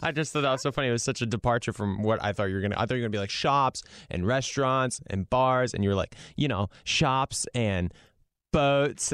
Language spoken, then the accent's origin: English; Rhode Island, United States; I'm from Rhode Island